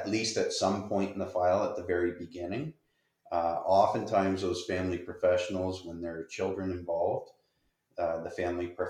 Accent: Windsor, Ontario, Canada; I'm from Windsor

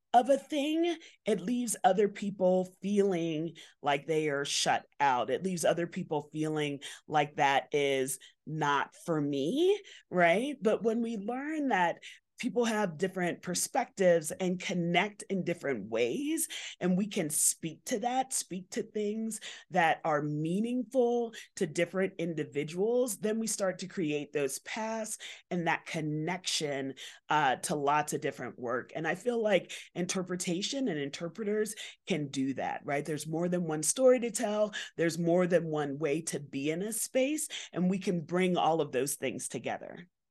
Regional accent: New York City, New York, United States; I grew up in Bronx, New York

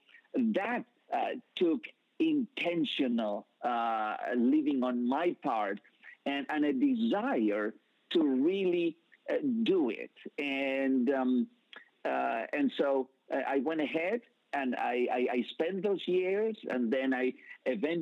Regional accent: Buenos Aires, Argentina; English is a second language; moved away as an adult; also born or lived in United Kingdom / Wales; I was born in Buenos Aires, Argentina

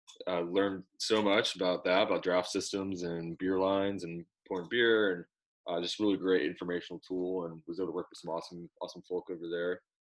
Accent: Louisville, Kentucky, United States; now in Nashville, United States; I'm actually from Louisville, Kentucky. Originally.

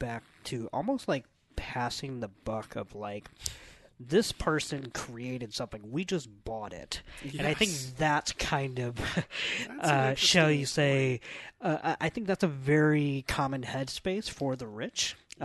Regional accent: United States; where we are as Americans

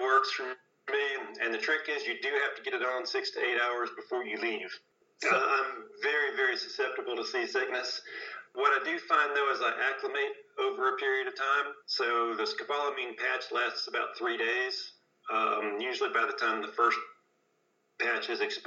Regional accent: New Orleans, Louisiana, United States; now in Tennessee, United States; I grew up in New Orleans, which is a big sailing town

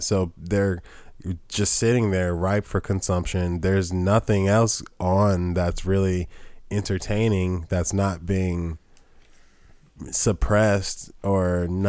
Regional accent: Atlanta, Georgia, United States; and I'm from Atlanta. I speak like this.

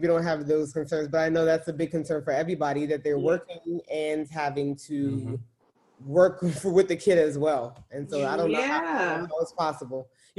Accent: New York City, New York, United States; moved away as an adult; now in Dallas, United States; Born and raised in Brooklyn, New York, now living in Dallas, Texas for the past 4 years.

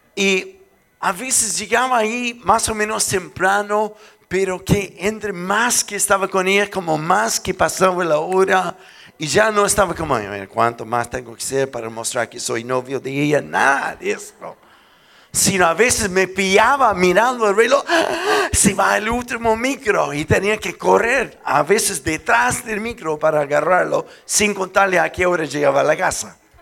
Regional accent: Chile; soy chileno

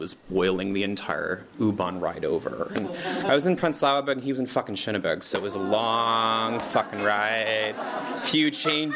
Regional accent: Canada; moved away as an adult; now in Berlin, Germany; I'm from Canada

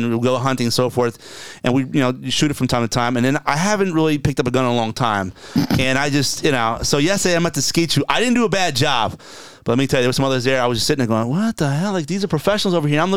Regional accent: South Plainfield, New Jersey, United States; also born or lived in Perth Amboy, New Jersey; now in Florida, United States; I was born in Perth Amboy, New Jersey, and raised in South Plainfield

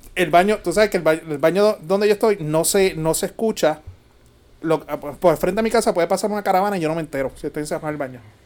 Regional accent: Puerto Rico; como típico boricua

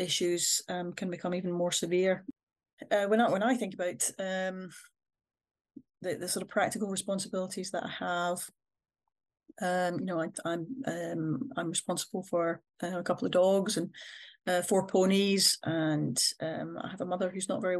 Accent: Scotland, United Kingdom; I'm a Scottish person

